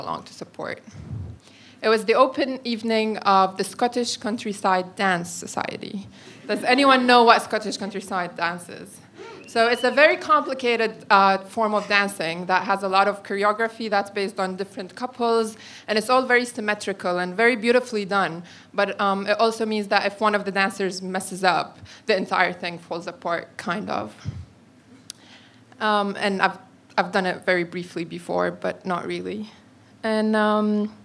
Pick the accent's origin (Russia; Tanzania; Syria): Syria; moved away as an adult; now in London, United Kingdom